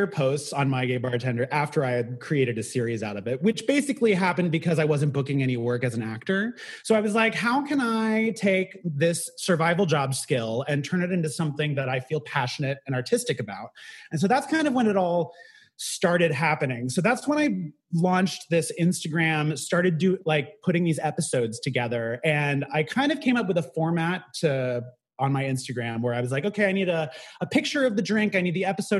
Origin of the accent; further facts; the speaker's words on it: the Bay Area, California, United States; now in New York City, United States; I grew up in the Bay Area